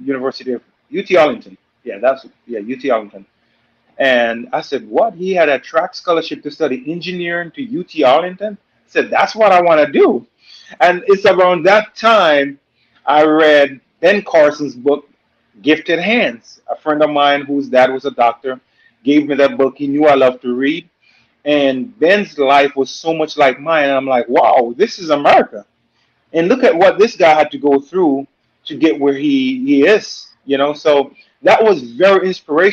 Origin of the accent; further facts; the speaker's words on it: Jamaica; also born or lived in Louisiana; now in United States; I'm from Jamaica. You know, grew up in Jamaica in a two-bedroom home